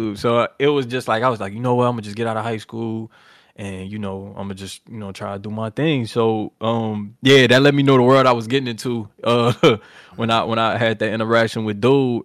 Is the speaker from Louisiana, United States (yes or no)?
yes; New Orleans, Louisiana, United States; I'm from New Orleans